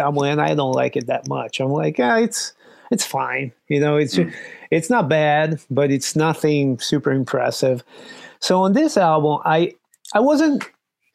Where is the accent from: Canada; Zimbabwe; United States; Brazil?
Brazil; moved away; I'm from Brazil.